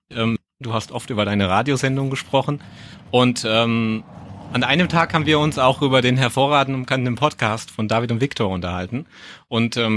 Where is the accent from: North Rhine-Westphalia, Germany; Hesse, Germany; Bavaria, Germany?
Bavaria, Germany; born there; Ich habe als gebürtiger Bayer ein bayerisches Bier mitgebracht.